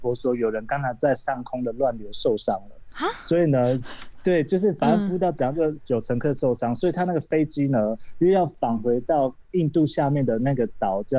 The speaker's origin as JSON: {"language": "Chinese", "country": "Taiwan", "tie": "born or raised there", "said": "因为我从小是在部落长大的"}